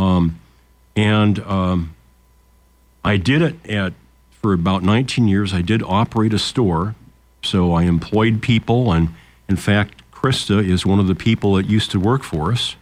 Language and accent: English; Lincoln, Nebraska, United States; when we were kids growing up in Lincoln